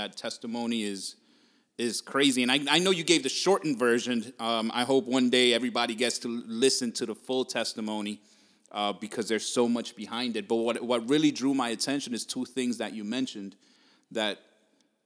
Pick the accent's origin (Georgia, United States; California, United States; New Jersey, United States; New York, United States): New Jersey, United States; Jersey City; moved away as an adult; now in Vineland, United States; I raised in Jersey City, then lived all over Hudson County